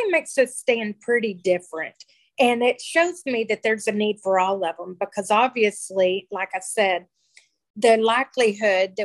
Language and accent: English; Texas, United States; We're from Texas